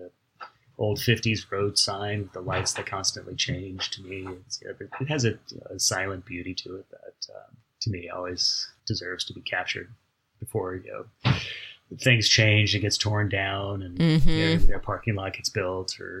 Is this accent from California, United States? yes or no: yes; Pasadena, California, United States; being born and raised in Pasadena